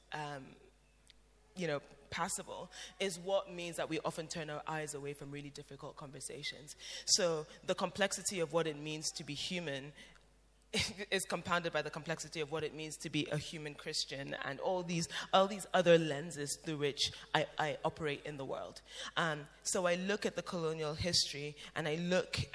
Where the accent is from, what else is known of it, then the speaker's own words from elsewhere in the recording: Cameroon; I'm from Cameroon, when I go to church in Cameroon